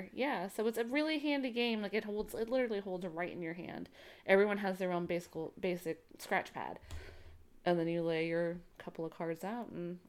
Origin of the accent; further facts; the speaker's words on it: Northeast, United States; I mean, I grew up in the Northeast, so crib of America, so or of Canada, really.